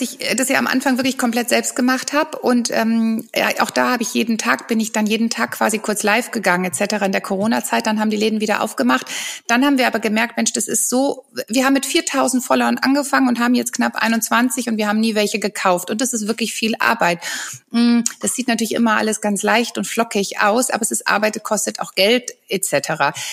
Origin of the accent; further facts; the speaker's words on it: Rhineland, Germany; ich bin ja aus dem Rheinland